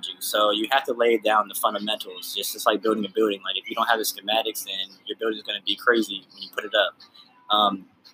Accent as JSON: {"language": "English", "town": "Charlotte", "region": "North Carolina", "country": "United States", "tie": "born or raised there", "also_born_or_lived": "Pittsburgh, Pennsylvania", "moved": "yes", "lives_now": "Jacksonville, United States", "said": "I'm originally from Pittsburgh, Pennsylvania. Lived in Charlotte, North Carolina for the majority of my life, and now I'm out here in Jacksonville, Florida"}